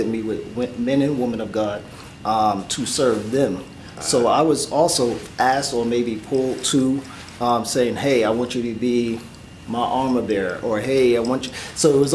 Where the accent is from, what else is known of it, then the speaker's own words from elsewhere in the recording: New York City, New York, United States; I was born and raised in the Bronx